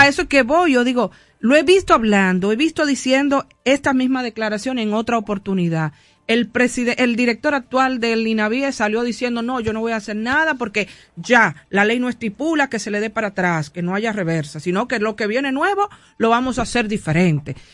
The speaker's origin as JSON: {"language": "Spanish", "country": "Dominican Republic", "said": "cómo es que los dominicanos actuamos"}